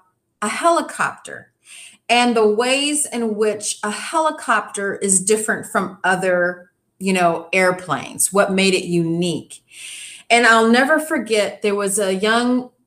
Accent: Inglewood, California, United States; we grew up near Inglewood and Holly Park Racetrack

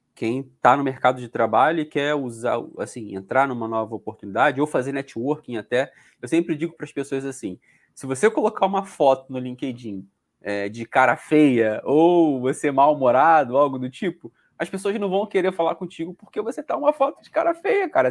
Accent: Rio de Janeiro, Brazil; moved away as an adult; now in Portugal; eu era do Rio de Janeiro

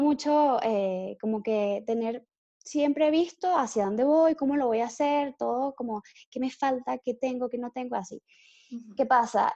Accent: Caracas, Capital District, Venezuela; Soy de Caracas, Venezuela

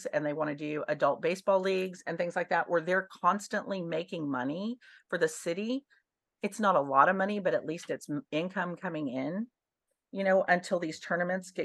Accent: Dallas, Texas, United States; now in New Braunfels, United States; I'm from Dallas

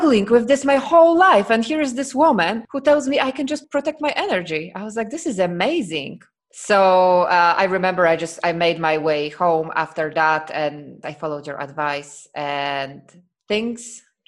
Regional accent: Poland; now in Croatia; I am from Poland. I am from Poland.

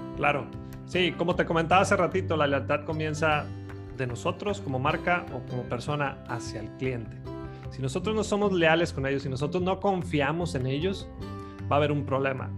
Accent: Los Mochis, Sinaloa, Mexico; yo soy de Los Mochis, Sinaloa

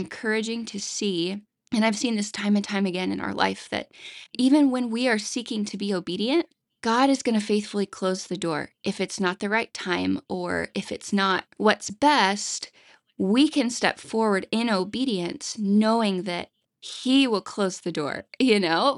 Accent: the Bible Belt, United States; I grew up in the Bible Belt

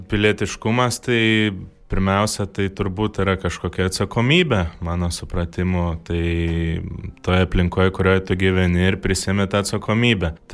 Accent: Lithuania; Aš jau gimiau nepriklausomai Lietuvo

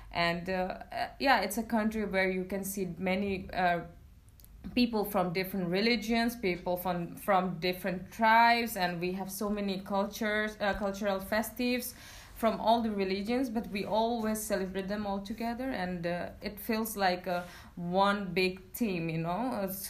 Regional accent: Bangladesh; I'm 25 years old and I'm from Bangladesh.

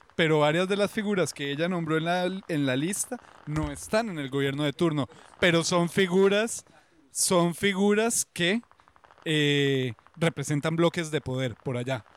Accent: Costa Rica; moved away; also born or lived in Colombia; Yo soy tico, pero eh, viví 10 años allá

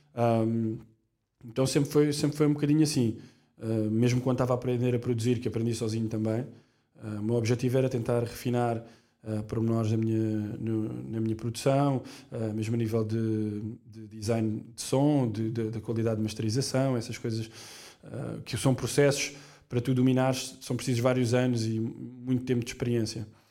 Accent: Portugal; Nós, nós somos portugueses, portanto, logo desde muito novos na escola

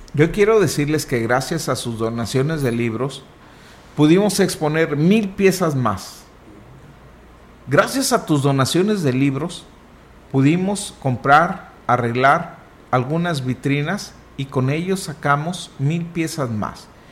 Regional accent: Huasteca, Mexico; Nosotros, nuestra respuesta en automático es de la Huasteca.

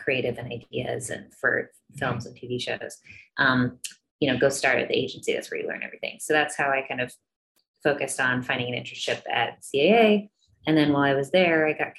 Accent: Chicago, Illinois, United States; moved away as an adult; also born or lived in Los Angeles, California; I grew up in Chicago, and coming out to California

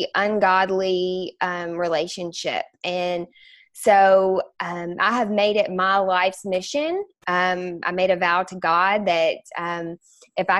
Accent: Bowling Green, Kentucky, United States; also born or lived in Louisville, Kentucky; I was born and raised in Bowling Green, Kentucky

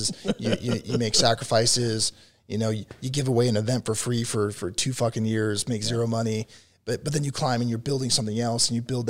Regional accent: Chicago, Illinois, United States; also born or lived in Texas; now in Colorado, United States; I'm from Chicago originally.

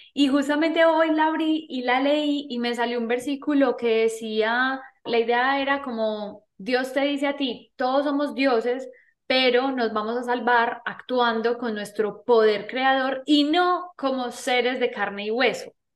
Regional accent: Medellín, Antioquia, Colombia; nací en Medellín, Colombia

